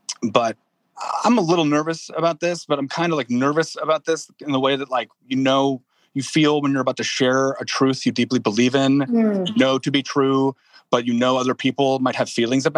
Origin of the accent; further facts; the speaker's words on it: Midwest, United States; also born or lived in New Orleans; came here by way of New Orleans, where I lived for about 6 years, but I'm a Midwesterner by heart.